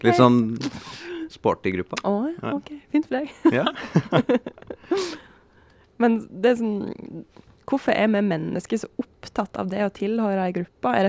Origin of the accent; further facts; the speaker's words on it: Vestland, Norway; Sogn. Sogn, Sogn